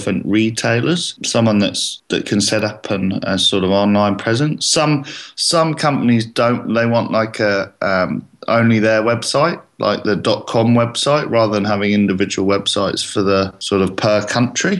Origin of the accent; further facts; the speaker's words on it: England, United Kingdom; now in Australia; I'm English